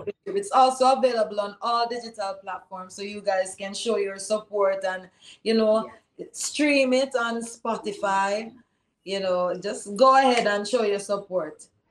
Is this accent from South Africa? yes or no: no; Jamaica; I'm a Jamaican. And here I am thinking about the struggles of my people here in Jamaica